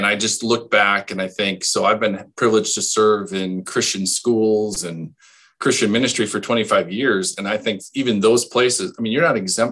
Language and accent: English; Hustisford, Wisconsin, United States; I grew up in Houstonsford, a small town